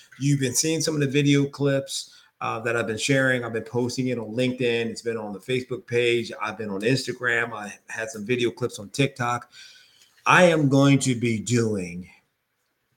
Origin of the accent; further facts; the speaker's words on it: York, Pennsylvania, United States; I'm originally from York, Pennsylvania.